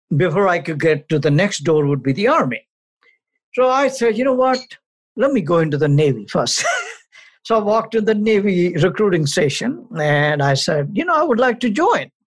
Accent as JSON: {"language": "English", "country": "India", "tie": "born or raised there", "also_born_or_lived": "New Delhi, India / Amritsar, Punjab, India / Chicago, United States", "moved": "as an adult", "lives_now": "United States", "said": "I was born born in India, raised there for the first 21 years"}